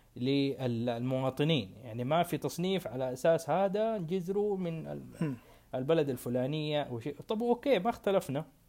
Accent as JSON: {"language": "Arabic", "country": "Saudi Arabia"}